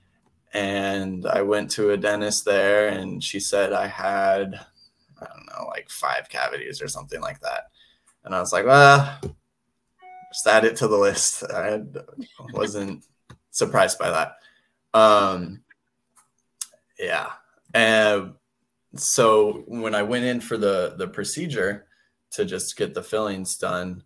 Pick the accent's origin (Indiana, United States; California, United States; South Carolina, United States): California, United States; now in Utah, United States; I grew up in California